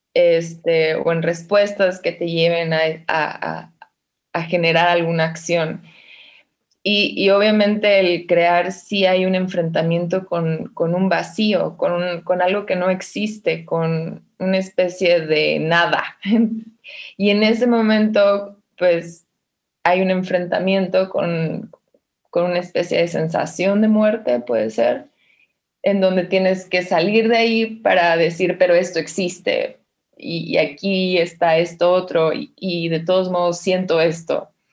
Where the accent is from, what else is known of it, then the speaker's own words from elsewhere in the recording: Mexicali, Baja California, Mexico; moved away as an adult; now in Mexico City, Mexico; Pues yo siento que soy originaria de Mexicali y eso es lo que pongo, pero nací acá en la Ciudad de México